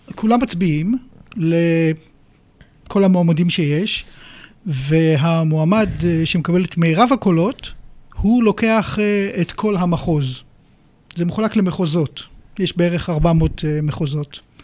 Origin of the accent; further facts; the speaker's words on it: Israel; moved away as an adult; now in United Kingdom; נולדתי כאן, גדלתי כאן, ואת הרישיון שלי עשיתי פה בגיל 17